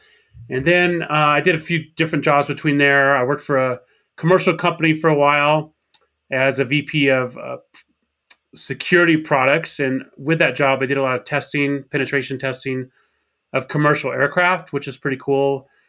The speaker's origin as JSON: {"language": "English", "region": "Arkansas", "country": "United States", "tie": "born or raised there", "said": "I grew up in Arkansas. That's where I graduated high school."}